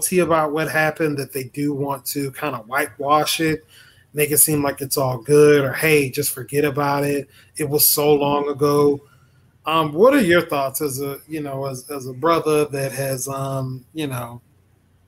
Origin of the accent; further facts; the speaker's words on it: Mississippi, United States; moved away; also born or lived in Jacksonville, Florida; I claim that I'm from Jacksonville. I'm actually from Mississippi